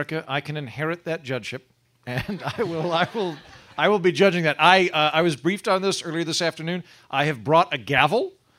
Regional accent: Oklahoma, United States; I am from Oklahoma, which is the holster of the Bible Belt

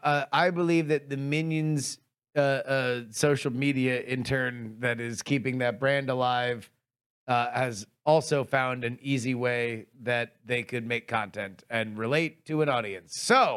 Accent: California, United States; I'm from California.

